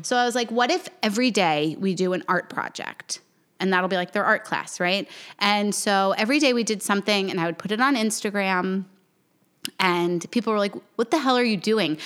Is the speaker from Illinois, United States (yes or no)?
no; New York, United States; moved away as an adult; also born or lived in Miami; now in South Carolina, United States; I grew up in New York